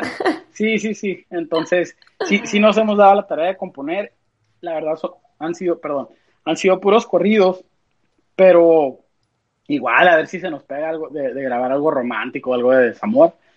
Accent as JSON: {"language": "Spanish", "country": "United States", "said": "somos músicos de acá, de Estados Unidos"}